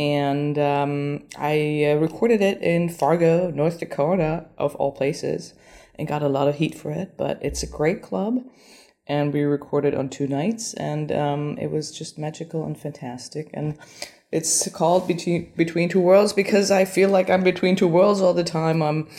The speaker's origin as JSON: {"language": "English", "region": "Berlin", "country": "Germany", "said": "Germany. Berlin. Germany."}